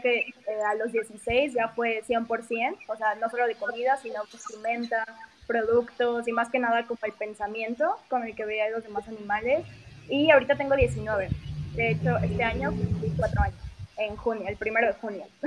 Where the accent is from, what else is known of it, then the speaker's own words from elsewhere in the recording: Mexico City, Mexico; soy de la Ciudad de México